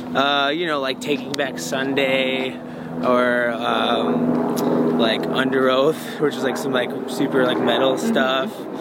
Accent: Bourbonnais, Illinois, United States; I grew up in Bourbonnais

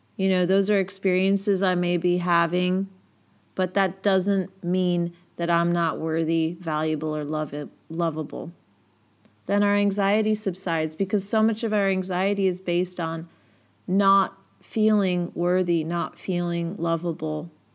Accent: Yorkshire and the Humber, United Kingdom; I'm a Yorkshire lass, so that is actually how people speak where I'm from.

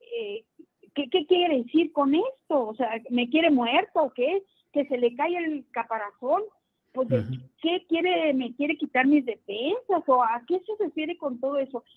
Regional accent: Ciudad Juárez, Chihuahua, Mexico; Yo vengo de Ciudad Juárez

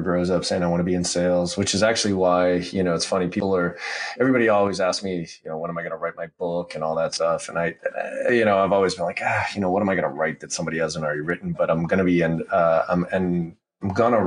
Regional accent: Boston, Massachusetts, United States; also born or lived in Maryland; I grew up here in Boston

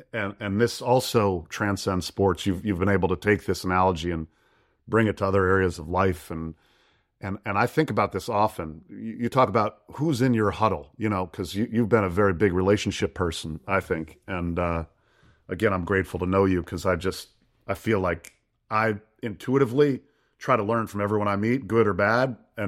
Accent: Detroit, Michigan, United States; Lions. I'm a Lions fan. I'm from Detroit.

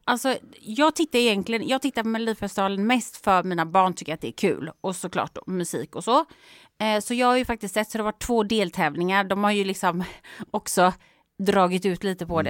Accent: Gothenburg, Västra Götaland, Sweden; moved away; i Göteborg egentligen, min hemstad

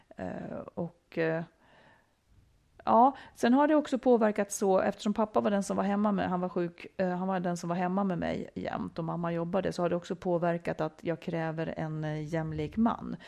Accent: Dalarna County, Sweden; jag kommer ifrån Dalarna, mycket skog omkring mig

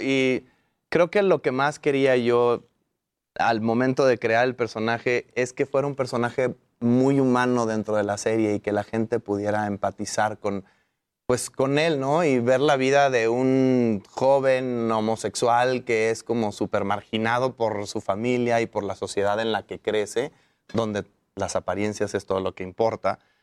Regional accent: Mexico; todos somos mexicanos de ahí

